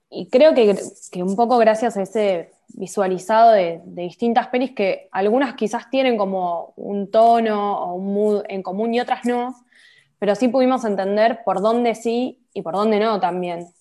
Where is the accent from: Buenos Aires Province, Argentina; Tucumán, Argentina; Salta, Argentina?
Buenos Aires Province, Argentina; La Plata; also born or lived in Colegiales, Buenos Aires; now in Buenos Aires, Argentina; Vivo acá, pero bueno, soy de La Plata. Soy de La Plata como Cristina